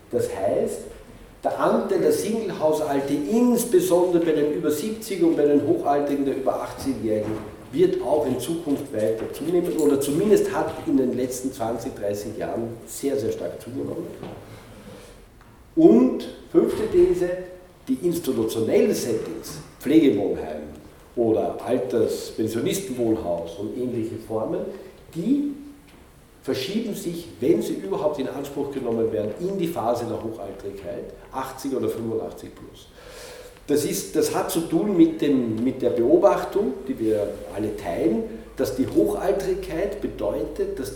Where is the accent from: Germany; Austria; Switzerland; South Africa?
Austria; Linz, Upper Austria; wie in Linz oder wo ich herkomme, in Linz oder teilweise auch in Paris